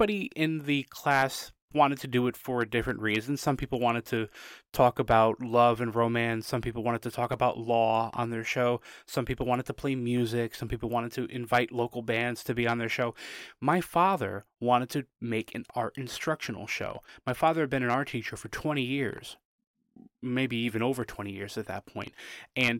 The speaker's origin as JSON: {"language": "English", "town": "New Haven", "region": "Connecticut", "country": "United States", "tie": "born or raised there", "said": "I grew up in New Haven, Connecticut"}